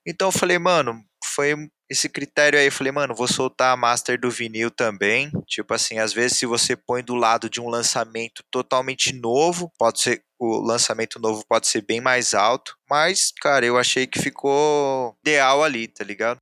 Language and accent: Portuguese; Jundiaí, São Paulo, Brazil; eu sou aqui de Jundiaí. Aí essa mesma rapaziada que eu cresci com essa rapaziada